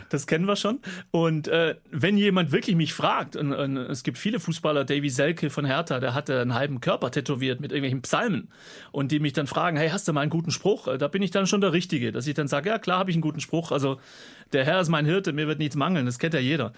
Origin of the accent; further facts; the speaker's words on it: Gaildorf, Baden-Württemberg, Germany; accent: Swabian; also born or lived in Kirchheim unter Teck; ich bin in Deutschland geboren, ich bin ein Schwab, Kirchheim Tech